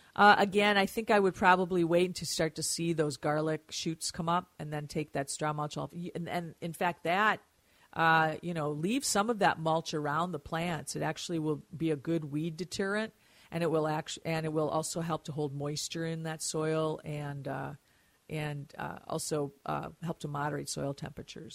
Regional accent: Mound, Minnesota, United States; Mound, my hometown

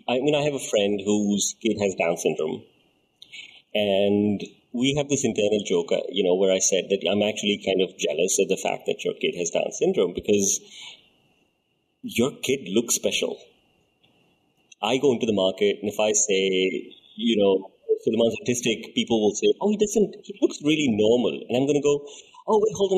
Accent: Dubai, United Arab Emirates; We grew up in Dubai

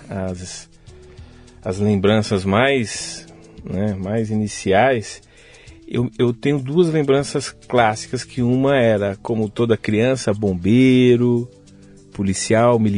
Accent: Carapicuíba, São Paulo, Brazil; also born or lived in Osasco; Eu nasci em Osasco, mas eu fui criado em Carapicuíba, então região é. metropolitana aqui de São Paulo, periferia de verdade.

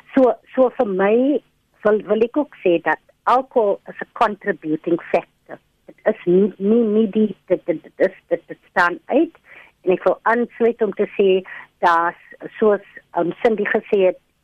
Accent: Cape Town, Western Cape, South Africa; ek kom van die Cape Flats

